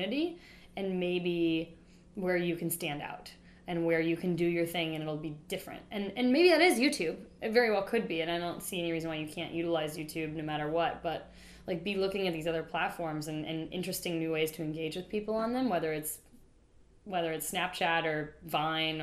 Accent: Wichita, Kansas, United States; moved away; I'm from Wichita

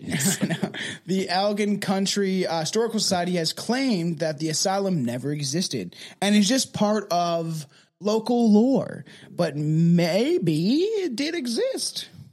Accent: Canada; We are Canadian.

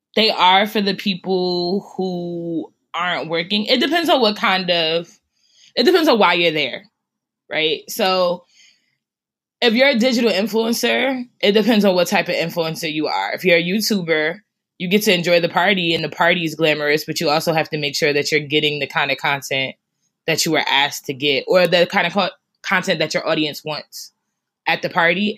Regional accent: Newark, New Jersey, United States; also born or lived in Irvington, New Jersey; I grew up in Newark and Irvington

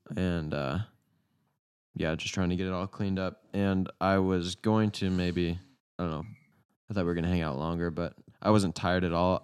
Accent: United States; We're Americans

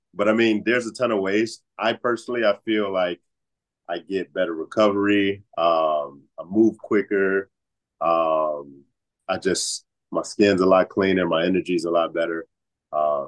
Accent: Atlanta, Georgia, United States; now in Chicago, United States; I was actually born in Atlanta

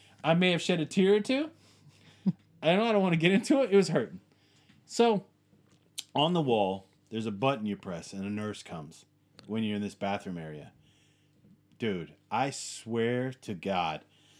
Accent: United States; I'm a guy who, we're American. We like our distance. We like our space, and we like handling shit ourselves, right?

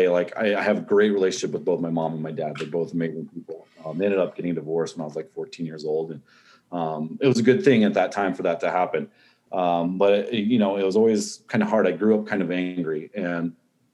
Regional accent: Northwest Ohio, United States; also born or lived in Central Arizona; now in Verde Valley, Arizona, United States; I was born in Northwest Ohio. Growing up, I split time growing up in Ohio and Central Arizona.

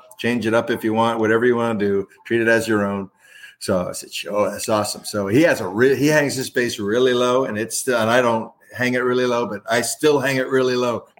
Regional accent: Fredericksburg, Virginia, United States; I'm from Fredericksburg, Virginia

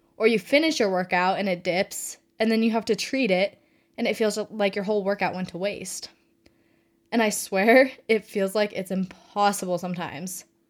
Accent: Reno, Nevada, United States; moved away as an adult; now in Fort Worth, United States; I was born and raised in Reno, Nevada. Um, but I currently live in Fort Worth, Texas

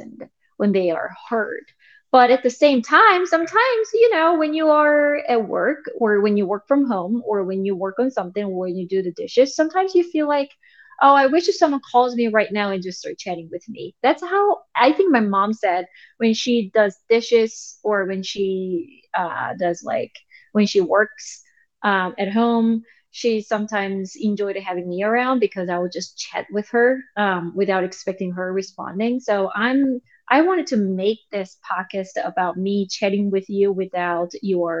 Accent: South Korea; English is a second language; now in United States; I'm from South Korea. Originally, I was born there and I was raised there, and I moved to United States

